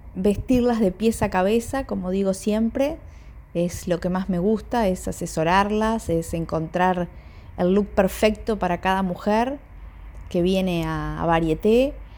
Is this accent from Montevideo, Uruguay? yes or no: yes; Montevideo, Uruguay; soy de Montevideo, de Uruguay